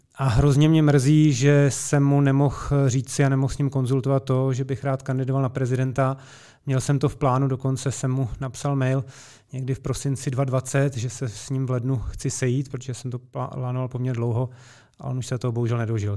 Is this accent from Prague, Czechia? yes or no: no; Česká Lípa, Liberec Region, Czechia; já jsem rodák z České Lípy